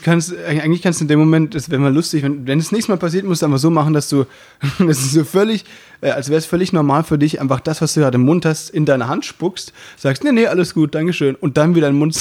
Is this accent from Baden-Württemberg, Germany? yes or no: yes; Müllheim, Baden-Württemberg, Germany; moved away; bei uns, da wo ich herkomme, sagt man eben Jufka